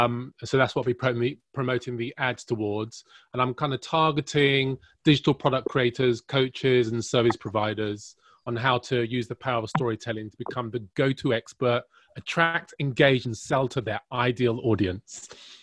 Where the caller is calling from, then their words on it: London, United Kingdom; I'm calling from London, by the way.